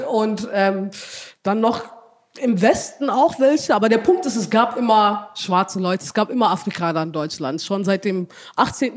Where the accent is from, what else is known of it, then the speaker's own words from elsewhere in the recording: Ethiopia; now in Germany; ich bin ja in Äthiopien aufgewachsen, aber wie gesagt, mhm. meine Mutter ist Deutsche